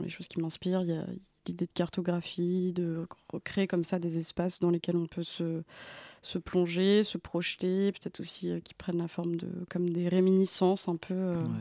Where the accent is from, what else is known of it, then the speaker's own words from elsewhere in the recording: Creuse, Nouvelle-Aquitaine, France; moved away; also born or lived in Paris; j'ai grandi en Creuse